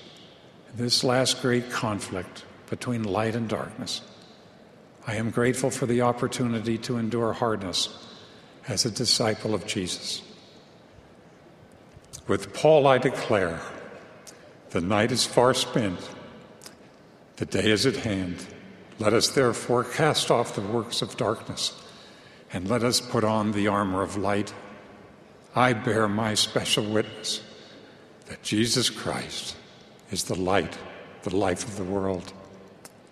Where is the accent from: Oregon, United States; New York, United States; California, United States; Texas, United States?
New York, United States; Long Island; Growing up on Long Island in New York